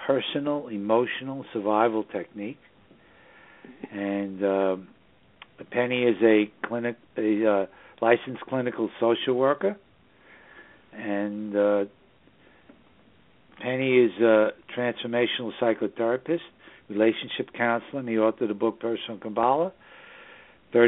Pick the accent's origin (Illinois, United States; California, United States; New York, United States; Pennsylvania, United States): New York, United States; New York City; now in Southern Hudson Valley, New York, United States; we broadcast from the Southern Hudson Valley region of New York State, which is the northern suburbs of New York City, my hometown